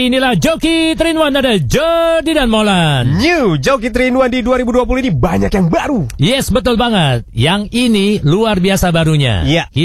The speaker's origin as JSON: {"language": "Indonesian", "town": "Bogor", "region": "West Java", "country": "Indonesia", "said": "Misalnya daerah ini deh, daerah Bogor, daerah gue ya."}